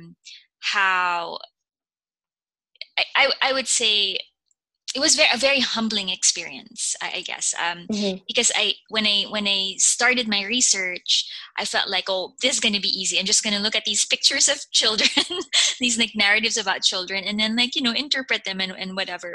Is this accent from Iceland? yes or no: no; Philippines; moved away as an adult; now in United States; When I was growing up in the Philippines